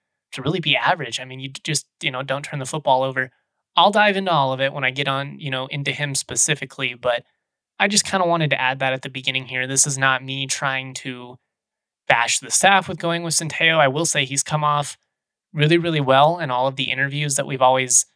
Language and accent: English; Lakewood, Colorado, United States; also born or lived in Fort Collins, Colorado; now in Lakewood, United States; Lakewood is actually where I'm from originally. It's my hometown